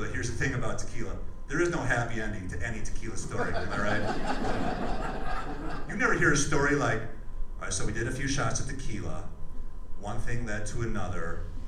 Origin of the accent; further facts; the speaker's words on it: Wisconsin, United States; now in Phoenix, United States; I grew up in Wisconsin